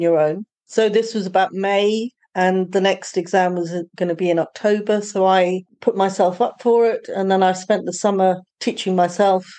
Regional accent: United Kingdom; accent: British; moved away as an adult; now in Portugal; my British accent.

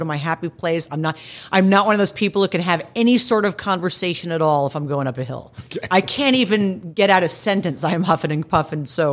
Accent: Plano, Texas, United States; moved away; I grew up in Plano, so I grew up in Dallas

